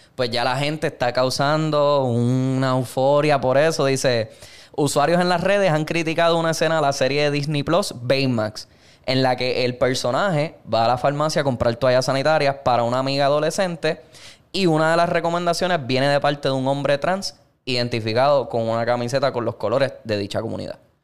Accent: Puerto Rico; nosotros que nos criamos en Puerto Rico

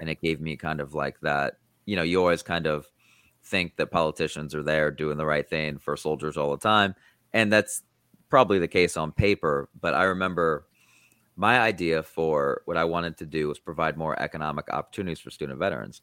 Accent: Iowa, United States; I grew up in Iowa

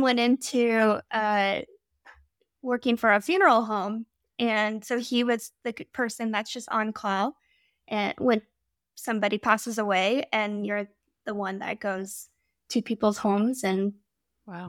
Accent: Midwest, United States; moved away as an adult; also born or lived in Pacific Northwest; We're from the Midwest

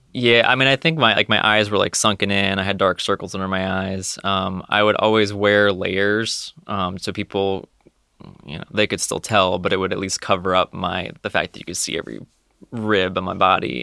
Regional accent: Connecticut, United States; moved away as an adult; now in Ohio, United States; I'm originally from Connecticut

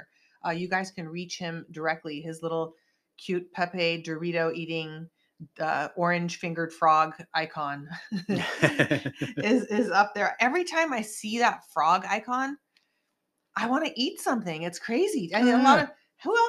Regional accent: Santa Cruz, California, United States; now in Los Angeles, United States; my hometown up in Santa Cruz

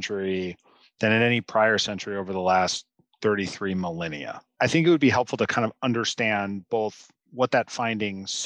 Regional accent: Pacific Northwest, United States; I grew up in the Pacific Northwest

